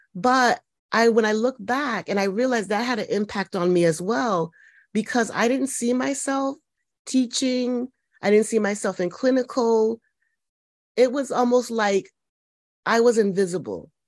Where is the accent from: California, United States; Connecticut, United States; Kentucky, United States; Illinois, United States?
Connecticut, United States; I'm from Connecticut, kind of pretty much born and raised here.